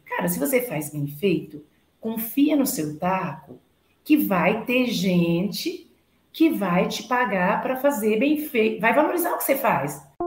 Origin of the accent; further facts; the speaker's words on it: near Uberlândia, Minas Gerais, Brazil; E eu nasci, na verdade, perto de Uberlândia, 150 quilômetros, e eu fui para Uberlândia com 13 anos